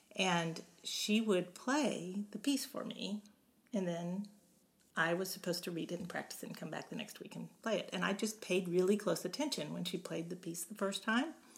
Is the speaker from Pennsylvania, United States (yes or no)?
no; Beaumont, Texas, United States; also born or lived in Kansas / Houston, Texas; we moved to Beaumont, and then I grew up in Beaumont from from then on through college